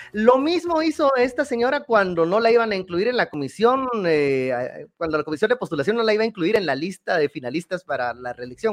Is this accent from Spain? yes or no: no; Guatemala